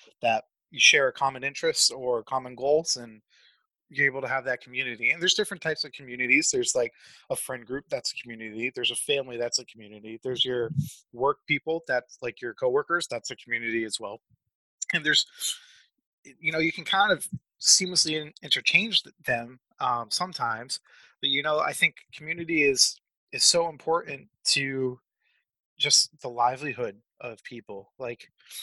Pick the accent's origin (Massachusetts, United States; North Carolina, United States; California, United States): Massachusetts, United States; now in Springfield, United States; I am originally from Massachusetts